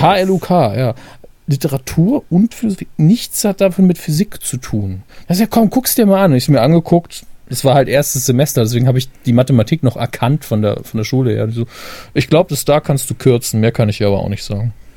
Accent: Saarland, Germany; als Saarländer

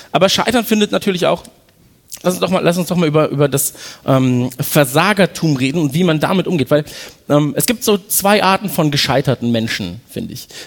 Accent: East Germany, Germany; Weiß nicht, wenkt mir als Ossi funktioniert für mich nicht.

